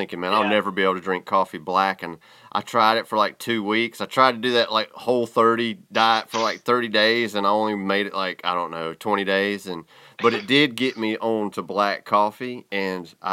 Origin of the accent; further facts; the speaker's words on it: the South, United States; I'm from the South